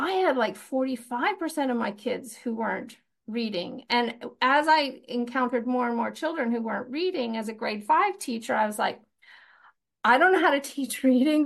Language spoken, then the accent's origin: English; Fort St. John, British Columbia, Canada; moved away as an adult; also born or lived in Winnipeg / Comox Valley; I, I grew up in Fort Saint John, which is, uh, in the north.